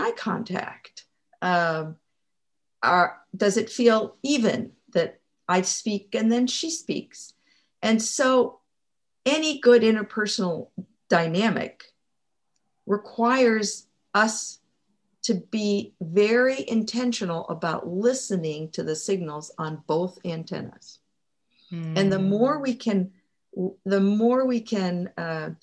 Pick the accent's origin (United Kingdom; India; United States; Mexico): Mexico; moved away; I was raised in Mexico